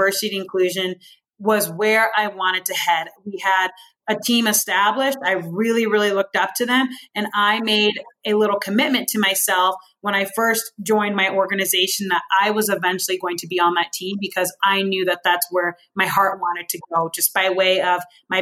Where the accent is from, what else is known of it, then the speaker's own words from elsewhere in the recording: rural Iowa, United States; moved away; just this multi-dynamic family of four living in rural Iowa. There were more cows than people in my hometown